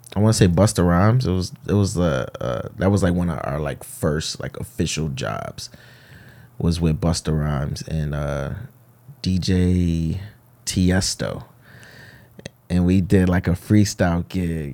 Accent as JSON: {"language": "English", "town": "Hartford", "region": "Connecticut", "country": "United States", "tie": "born or raised there", "said": "born and raised in Bowes Park, Hartford, Connecticut"}